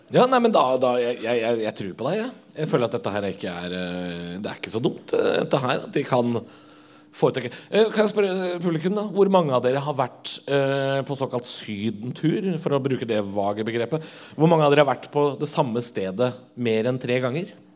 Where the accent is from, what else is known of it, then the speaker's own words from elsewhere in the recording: Drammen, Buskerud, Norway; Jeg er jo fra Drammen.